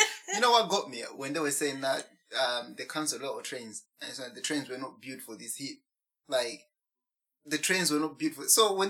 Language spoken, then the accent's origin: English; Malawi; now in United Kingdom; In my country, Malawi, right? You said as British. I'm not British, you know.